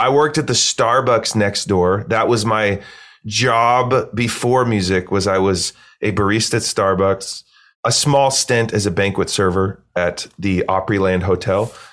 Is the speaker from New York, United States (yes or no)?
no; Eugene, Oregon, United States; I grew up in Eugene, Oregon, small, kinda cool hippie college town